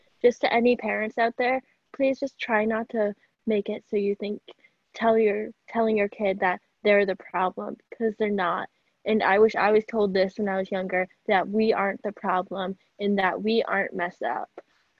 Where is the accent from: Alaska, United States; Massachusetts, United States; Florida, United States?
Massachusetts, United States; I'm from Massachusetts. I'm not from New York